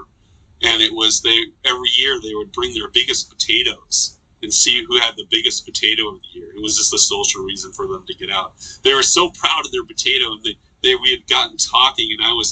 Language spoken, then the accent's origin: English; Philadelphia, Pennsylvania, United States; moved away; also born or lived in Minnesota; I grew up in Philadelphia